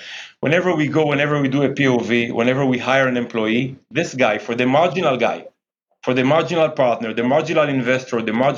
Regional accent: Jerusalem, Jerusalem District, Israel; I grew up in Jerusalem, playing basketball in the streets of Jerusalem

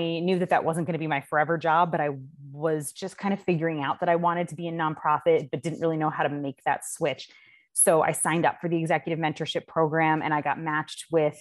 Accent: Clifton Park, New York, United States; also born or lived in Washington, D.C.; I grew up here, and I'm from Clifton Park originally.

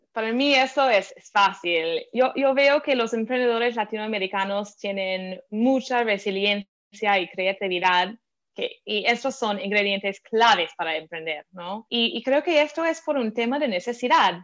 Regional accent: Philadelphia, Pennsylvania, United States; Spanish is a second language; moved away as an adult; also born or lived in San Francisco; tengo un acento un poco diferente, es que soy estadounidense, crecí en Filadelfia

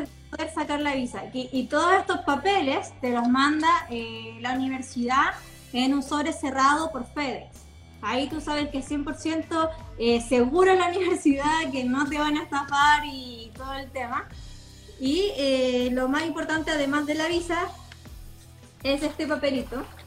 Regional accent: Chile; also born or lived in Los Angeles, United States; yo así como no, Chile

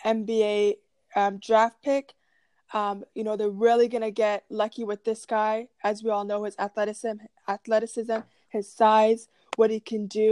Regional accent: Canada; as a Canadian

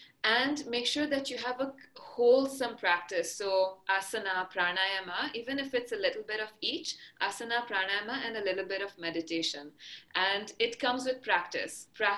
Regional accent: Maharashtra, India; first language Marathi; English is a second language; And my mother tongue is Marathi. So the state of Maharashtra, where Mumbai is, for example, is where we speak Marathi. So at home, we speak Marathi.

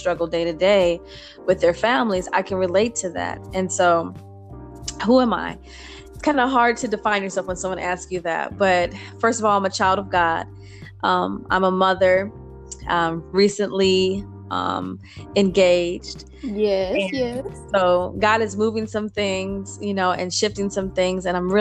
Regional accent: Indiana, United States; moved away as an adult; now in Texas, United States; I am originally from Indiana. I relocated to Texas in 2015.

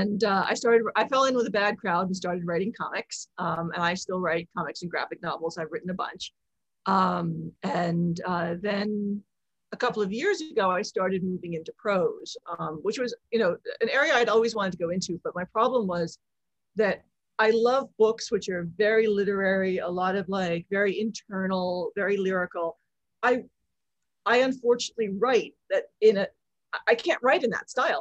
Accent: Philadelphia, Pennsylvania, United States; moved away as an adult; also born or lived in Hong Kong / London; I grew up mostly outside Philadelphia

